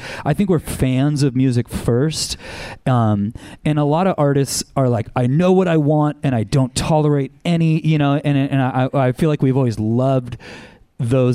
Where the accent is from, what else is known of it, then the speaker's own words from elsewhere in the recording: Anaheim, California, United States; I grew up in Anaheim.